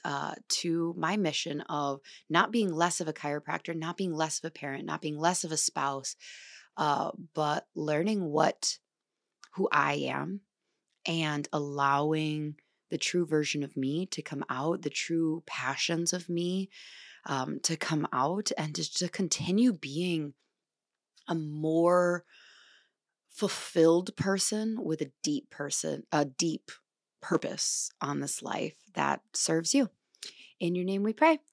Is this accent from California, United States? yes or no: no; La Crosse, Wisconsin, United States; moved away; lacrosse for the weekend. where I'm from